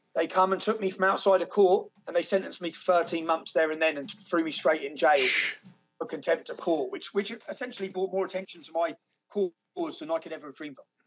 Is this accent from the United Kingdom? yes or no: yes; Luton, East of England, United Kingdom; my hometown of Luton